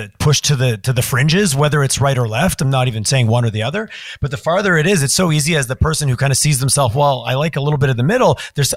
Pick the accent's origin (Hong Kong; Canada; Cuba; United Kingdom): Canada; Quebec; now in Alberta, Canada; I felt I was a refugee of growing up in Quebec during referendums.